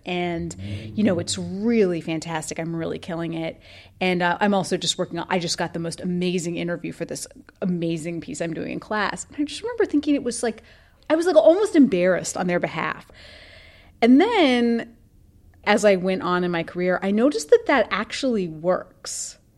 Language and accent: English; Idaho, United States; I grew up in Idaho, which is a very traditional place